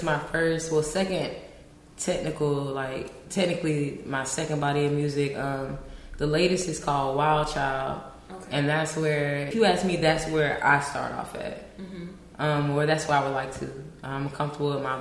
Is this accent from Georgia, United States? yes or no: yes; Augusta, Georgia, United States; now in Los Angeles, United States; I'm from Augusta, Georgia